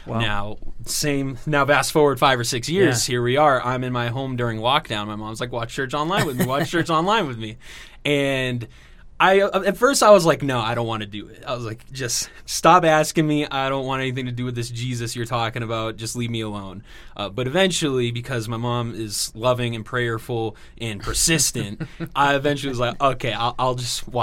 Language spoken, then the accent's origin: English; Massachusetts, United States; now in Greenville, United States; I grew up in Massachusetts